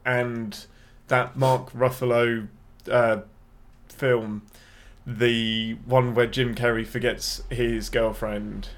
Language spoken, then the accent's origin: English; England, United Kingdom; I'm your Englishman